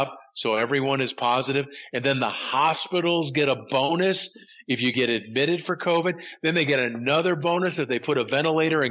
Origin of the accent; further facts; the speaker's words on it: Connecticut, United States; moved away as an adult; also born or lived in Boston / Los Angeles / Austin; I grew up in Connecticut